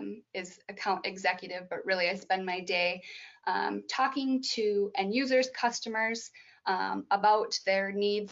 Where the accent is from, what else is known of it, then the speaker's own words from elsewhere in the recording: Glenwood, Minnesota, United States; also born or lived in Fargo, North Dakota; I grew up in a small town in Minnesota. The entire county only has one stoplight, Glenwood, Minnesota